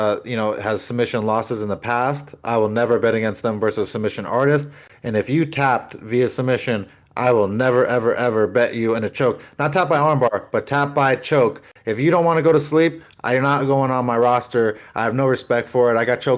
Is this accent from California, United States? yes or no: yes; Simi Valley, California, United States; a boy from my hometown, Vince Pichel